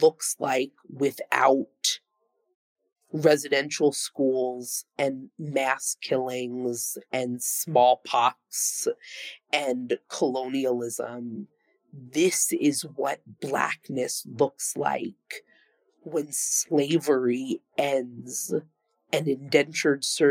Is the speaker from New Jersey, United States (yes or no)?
no; Long Island, New York, United States; now in New York City, United States; I grew up on Long Island in a reasonably diverse